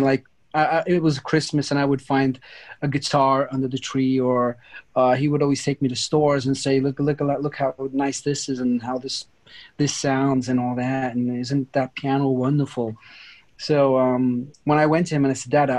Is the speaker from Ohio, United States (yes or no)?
no; New York, United States; also born or lived in Sicily, Italy / Turin, Italy; now in Italy; I grew up in the United States, in New York, actually.